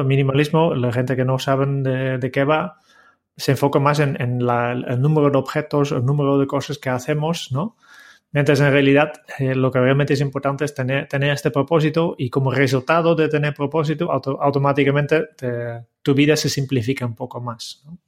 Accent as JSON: {"language": "Spanish", "country": "Netherlands", "said": "como holandés"}